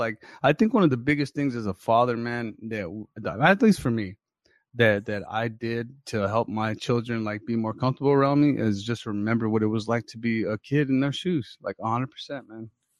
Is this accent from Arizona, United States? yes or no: yes; Phoenix, Arizona, United States; I was in my old neighborhood in Maryvale